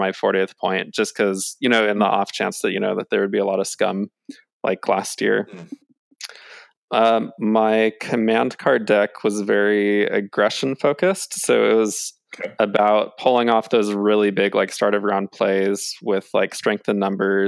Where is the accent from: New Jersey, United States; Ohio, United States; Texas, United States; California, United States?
California, United States; moved away as an adult; also born or lived in Paris, France; now in Switzerland; I'm from California originally